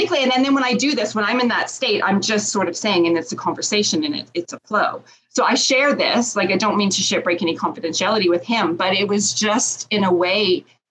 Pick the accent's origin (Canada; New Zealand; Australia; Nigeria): Canada; I'm Canadian